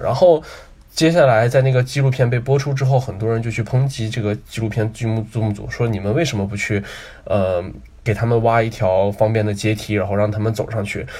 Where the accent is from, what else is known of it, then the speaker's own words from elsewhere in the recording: Northeast China, China; 我后来在东北这个魔幻的土地上